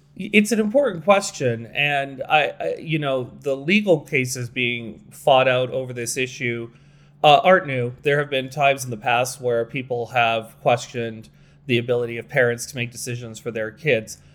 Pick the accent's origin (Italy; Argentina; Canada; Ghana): Canada; we're Canadian